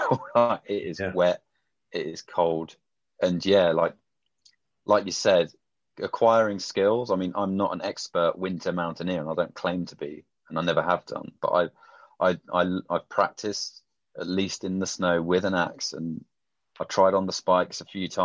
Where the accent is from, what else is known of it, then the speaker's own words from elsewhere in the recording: United Kingdom; I'm a Brit in America